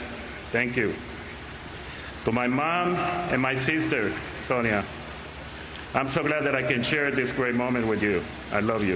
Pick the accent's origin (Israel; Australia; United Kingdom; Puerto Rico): Puerto Rico; moved away; also born or lived in Seattle; when I was growing up in Puerto Rico